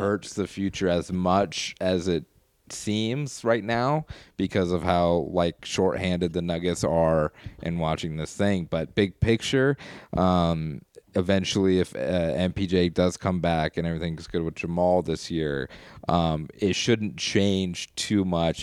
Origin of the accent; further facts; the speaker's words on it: Colorado Springs, Colorado, United States; my hometown